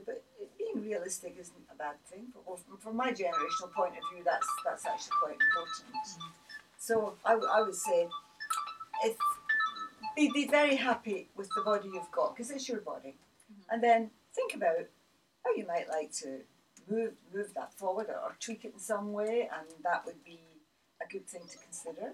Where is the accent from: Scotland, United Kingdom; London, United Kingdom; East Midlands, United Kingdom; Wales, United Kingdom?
Scotland, United Kingdom; being Scottish